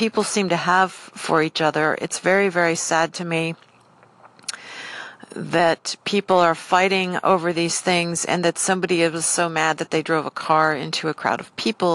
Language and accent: English; United States; I am a Caucasian female that lives in the United States, so I speak English and I'm American